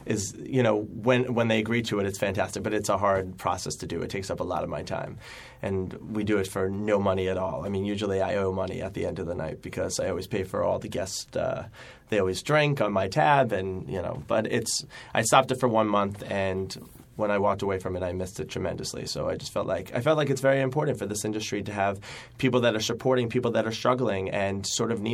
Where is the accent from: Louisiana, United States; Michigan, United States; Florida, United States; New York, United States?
New York, United States; Syosset; moved away as an adult; now in New York City, United States; I came from Long Island, from Syosset, Long Island